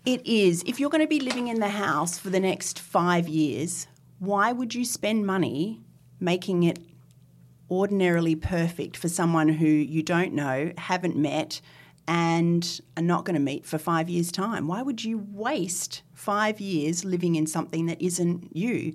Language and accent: English; Northern Territory, Australia; now in Sydney, Australia; as a small child, I was brought up in the Northern Territory.